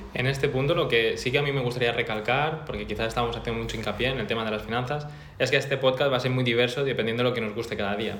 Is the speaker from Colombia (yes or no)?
no; Mallorca, Balearic Islands, Spain; moved away as an adult; also born or lived in Barcelona; yo soy un chico de Mallorca que me vine a estudiar a Barcelona